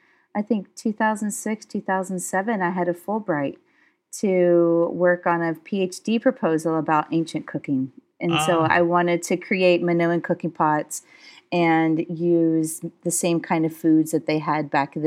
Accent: United States; but I am from the United States, and I was one of those American kids that kind of grew up in various parts in the United States, but I come from Southern heritage.

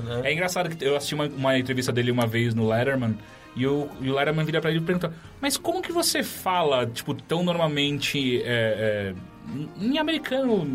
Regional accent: São Paulo, Brazil; Quando eu era moleque, eu cresci na Zona Norte

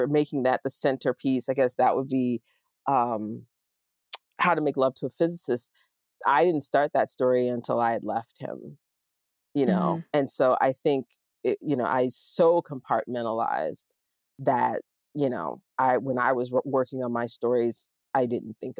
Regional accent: the South, United States; moved away as an adult; now in Pittsburgh, United States; I was not living in the South anymore

